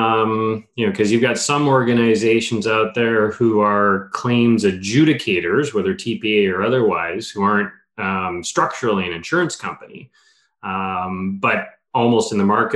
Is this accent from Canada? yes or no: yes; Vancouver, British Columbia, Canada; moved away as an adult; also born or lived in Halifax / Kingston, Ontario; I was from Vancouver